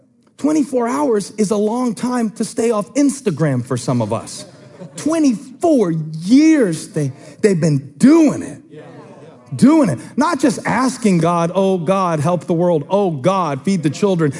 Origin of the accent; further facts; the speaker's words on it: Moncks Corner, South Carolina, United States; I grew up in Monk's Corner United Methodist Church